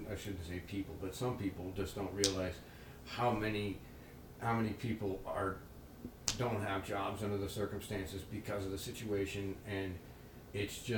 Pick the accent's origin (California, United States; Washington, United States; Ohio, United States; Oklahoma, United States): Oklahoma, United States; born and raised in Oklahoma.